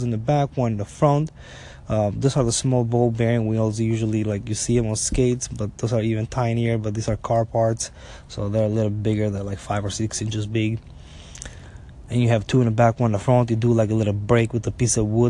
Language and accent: English; Albania; now in United States; growing up in Albania